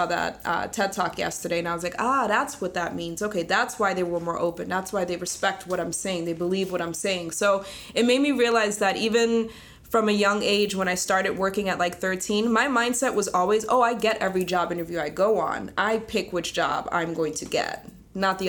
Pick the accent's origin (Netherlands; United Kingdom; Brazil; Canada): Netherlands; now in United States; I grew up in Holland